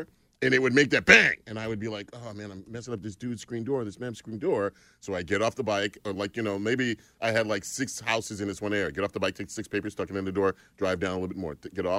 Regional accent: Long Island, New York, United States; Long Island, New York.

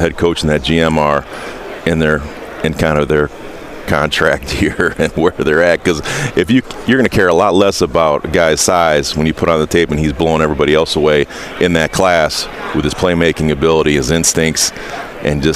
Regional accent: Indiana, United States; I'm from Indiana

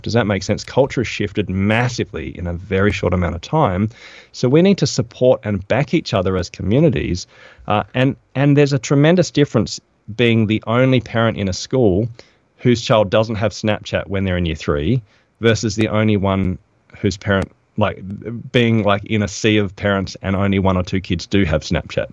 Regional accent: Adelaide, South Australia, Australia; moved away; I'm from Adelaide originally

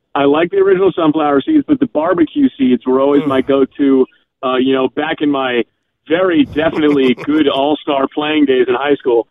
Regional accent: New York, United States; moved away; I grew up in New York

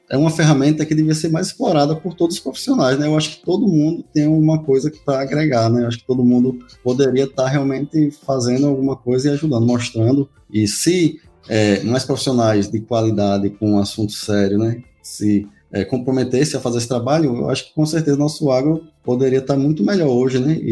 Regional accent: Northeast Region, Brazil; Como bom nordestino, não posso de indicar um, um, forró, né?

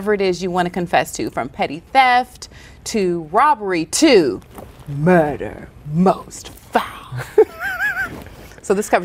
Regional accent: the South, United States; accent: Southern; I'm from the South, I got this accent

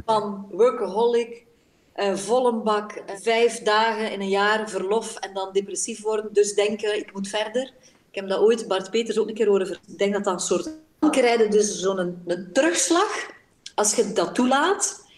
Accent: Belgium; born or raised there

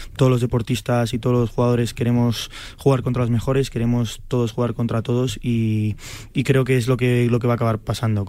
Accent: Spain; Yo soy español

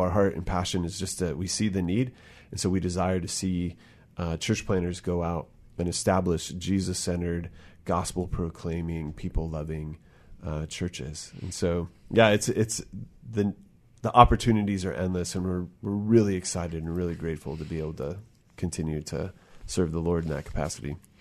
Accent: Bremerton, Washington, United States; born or raised there

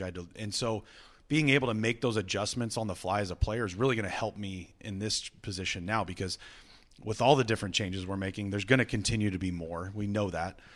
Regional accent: Visalia, California, United States; now in Cleveland, United States; I'm from Visalia, California.

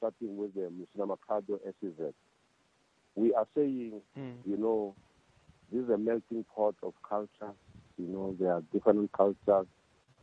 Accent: Zanini, Limpopo, South Africa; I come from Zanini.

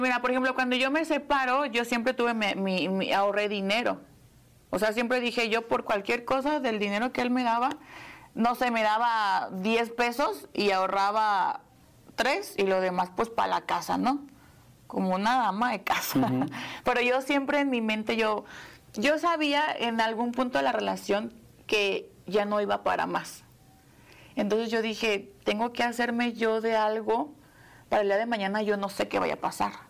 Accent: Querétaro, Mexico; moved away; Yo, yo soy de Querétaro, yo vivía todavía en Querétaro

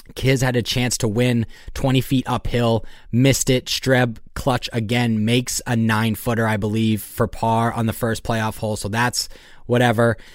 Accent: Boston, Massachusetts, United States; that's obviously, like, where I grew up around

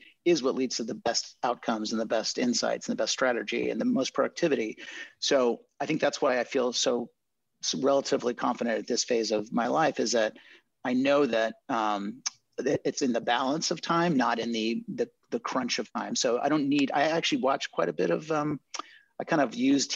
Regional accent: Chile; moved away; also born or lived in Marin County, California; I'm bilingual because I grew up in Chile

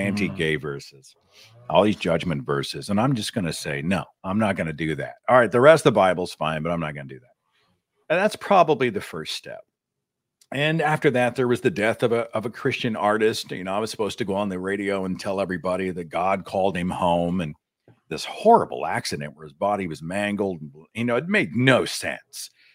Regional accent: Tulsa, Oklahoma, United States; he built a university in my hometown

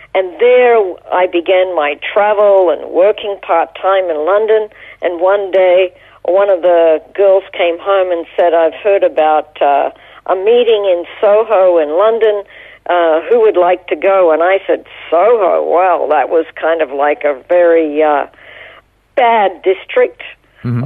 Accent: Toowoomba, Queensland, Australia; born or raised there; moved away as an adult; also born or lived in Brisbane / Israel

